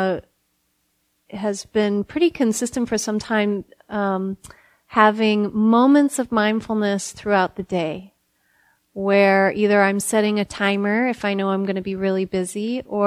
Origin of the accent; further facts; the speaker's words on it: Midwest, United States; now in Berkeley, United States; I'm from the Midwest, and so that smell is so a part of summertime to me, and being from that place